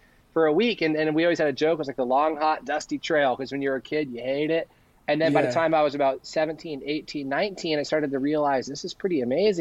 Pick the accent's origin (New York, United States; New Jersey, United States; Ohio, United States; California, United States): California, United States; San Diego; I live, my hometown, or since I was three, is San Diego, California.